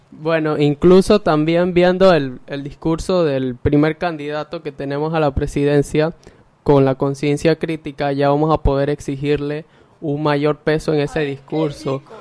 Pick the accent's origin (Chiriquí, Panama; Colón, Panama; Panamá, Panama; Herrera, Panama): Herrera, Panama; Ocú; soy de Ocu, orgullosamente del Colegio Rafael Quintero Villarreal